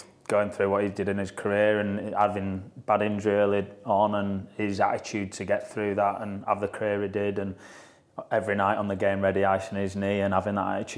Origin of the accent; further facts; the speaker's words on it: Yorkshire and the Humber, United Kingdom; accent: Yorkshire; my Yorkshire accent